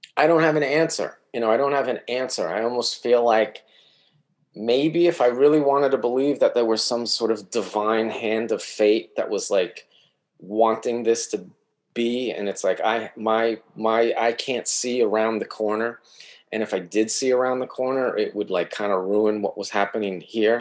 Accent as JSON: {"language": "English", "region": "New York", "country": "United States", "also_born_or_lived": "Eugene, Oregon", "moved": "as an adult", "said": "I'm from New York"}